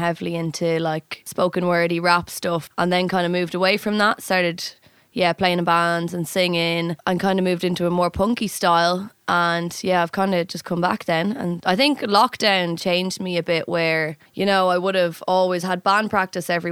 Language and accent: English; Dublin, Leinster, Ireland; I'm from Dublin.